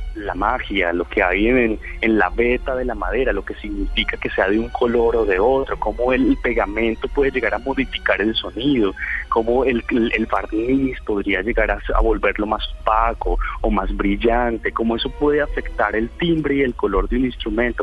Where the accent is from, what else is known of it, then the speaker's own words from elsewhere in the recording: Colombia; Nosotros en Colombia